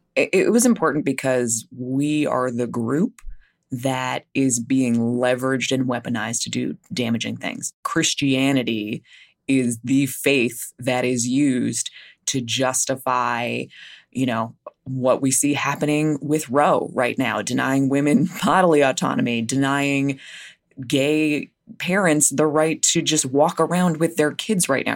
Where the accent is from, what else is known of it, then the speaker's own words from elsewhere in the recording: New Jersey, United States; I grew up in New Jersey.